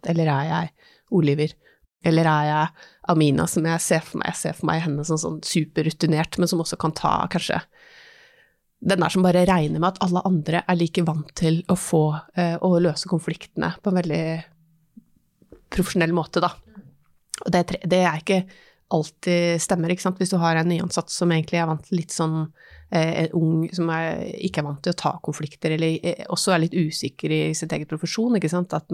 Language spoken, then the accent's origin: Norwegian; Innlandet, Norway; Jeg er jo fra Hedmarken sjøl.